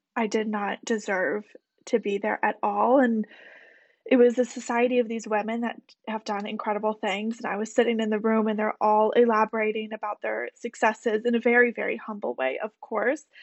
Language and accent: English; Michigan, United States; moved away as an adult; also born or lived in Alabama; now in New York City, United States; went to the University of Alabama after being born and bred in Michigan